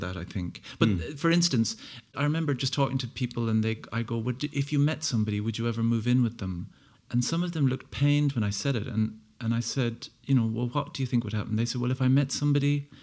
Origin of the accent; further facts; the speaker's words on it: Ennis, Munster, Ireland; I'm from Ennis